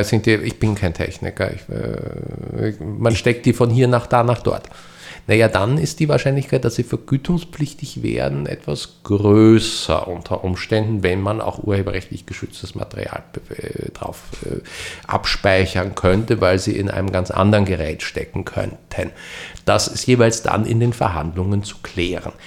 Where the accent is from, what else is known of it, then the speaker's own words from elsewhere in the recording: Austria; bei uns in Österreich